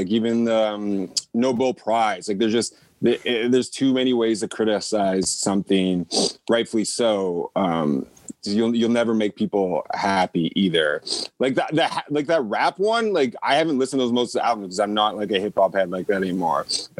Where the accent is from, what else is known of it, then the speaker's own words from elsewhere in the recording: Canada; I'm a nigga from Canada, too.